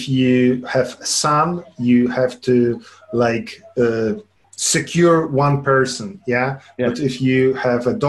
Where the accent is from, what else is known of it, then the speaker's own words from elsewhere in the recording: Lublin, Lublin Voivodeship, Poland; moved away as an adult; now in Warsaw, Poland; I grew up in Poland, in Lublin